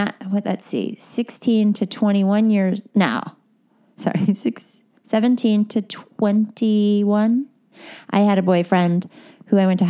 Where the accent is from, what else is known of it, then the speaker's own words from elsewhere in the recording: Westchester County, New York, United States; moved away as an adult; now in Los Angeles, United States; Okay, so I moved to LA like 15 years ago from New York. I grew up in Westchester County, New York. And then I went to school in New York and then at Cornell upstate.